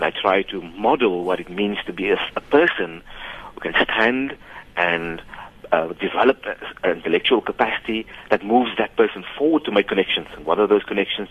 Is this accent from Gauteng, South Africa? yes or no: no; Cape Town, Western Cape, South Africa; when we grew up in Grassy Park